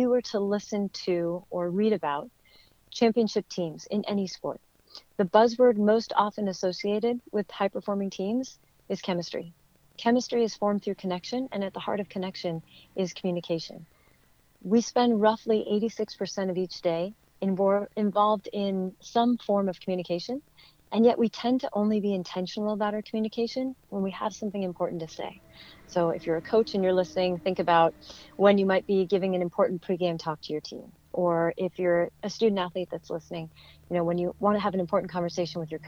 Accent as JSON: {"language": "English", "area": "Bay Area", "region": "California", "country": "United States", "tie": "born or raised there", "moved": "as an adult", "said": "I grew up in the Bay Area of California"}